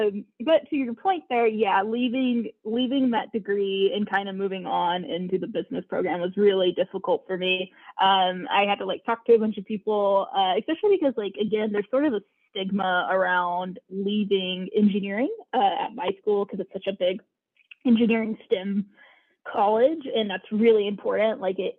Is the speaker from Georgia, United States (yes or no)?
yes; Georgia, United States; also born or lived in California; So not from Georgia. I'm actually originally from California, but we moved to Georgia when I was like fourth